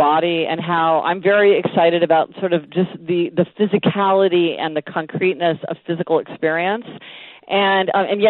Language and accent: English; Kansas City, Missouri, United States; now in New York, United States; I grew up in Kansas City